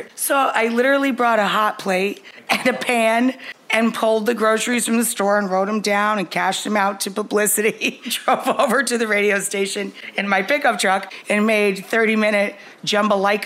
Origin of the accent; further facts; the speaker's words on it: Adirondack Mountains, New York, United States; I grew up in the Adirondack Mountains, and we really live on a very tiny side of a mountain